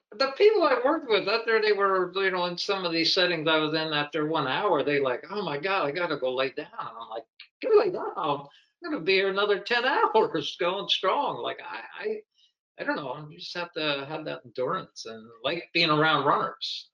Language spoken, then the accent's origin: English; Pennsylvania, United States; I grew up in Pennsylvania